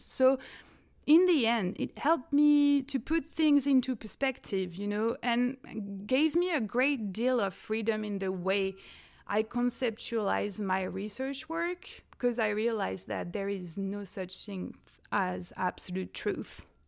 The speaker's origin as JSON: {"language": "English", "country": "France", "said": "I'm zooming actually from France, where I'm from"}